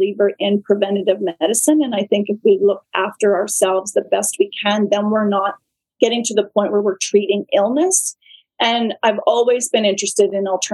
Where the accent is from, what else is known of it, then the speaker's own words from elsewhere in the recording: Vancouver Island, British Columbia, Canada; now in Mossleigh, Canada; I grew up on Vancouver Island